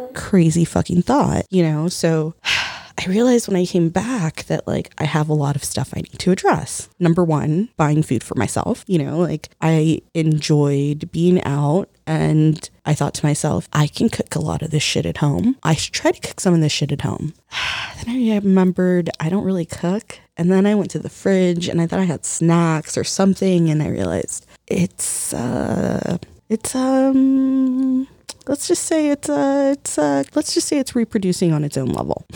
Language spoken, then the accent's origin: English; United States; ourselves as Americans